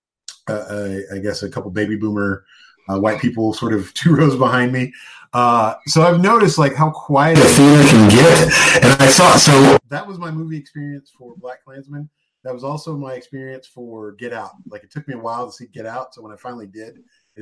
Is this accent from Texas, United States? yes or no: yes; Midland, Texas, United States; we're both from Midland, Texas